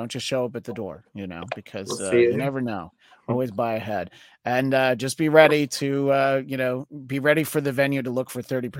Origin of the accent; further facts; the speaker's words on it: New York, United States; I'm from New York